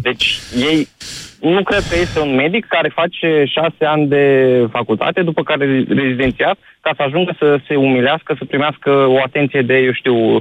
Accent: Iași, Iași County, Romania; eu sunt din Iași

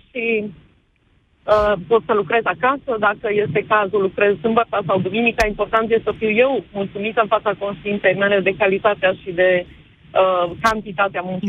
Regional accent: Cluj-Napoca, Cluj County, Romania; sunt din Cluj

